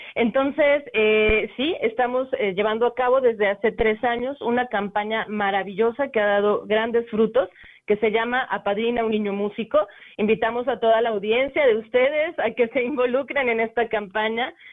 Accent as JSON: {"language": "Spanish", "region": "San Luis Potosí", "country": "Mexico", "said": "nuestros paisanos"}